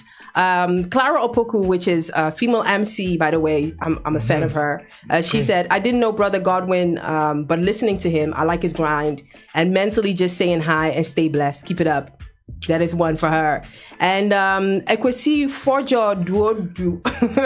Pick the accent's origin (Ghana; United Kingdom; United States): Ghana; I'm a Ghanaian